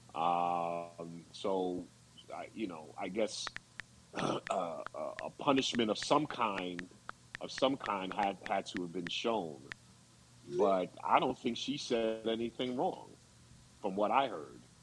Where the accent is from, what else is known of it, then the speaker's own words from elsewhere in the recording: Long Island, New York, United States; as a kid growing up on Long Island